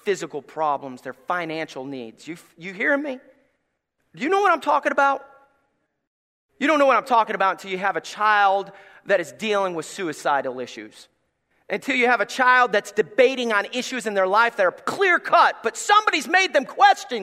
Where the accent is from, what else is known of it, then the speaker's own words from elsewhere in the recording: Gray, Tennessee, United States; moved away; I come from Gray, Tennessee